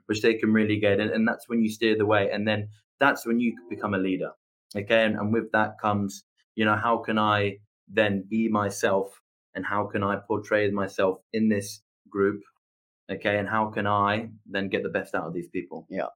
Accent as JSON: {"language": "English", "region": "England", "country": "United Kingdom", "said": "I'm English"}